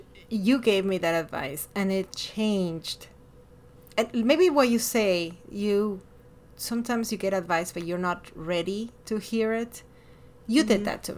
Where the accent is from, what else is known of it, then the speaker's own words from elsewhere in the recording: Miami, Florida, United States; born there; also born or lived in Ecuador; I was born in Miami, but I lived in Ecuador for over a decade. And when I came here, I was like, you're not Hispanic enough, and you're not American enough.